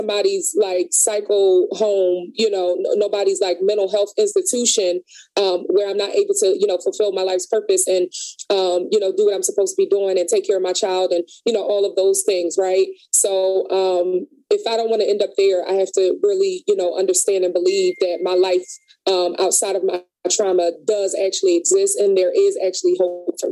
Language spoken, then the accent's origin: English; Philadelphia, Pennsylvania, United States; I grew up in North Philly